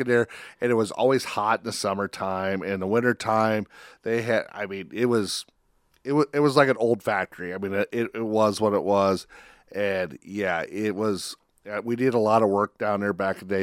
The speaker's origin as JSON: {"language": "English", "town": "Spencer", "region": "Iowa", "country": "United States", "tie": "born or raised there", "said": "I grew up in Spencer"}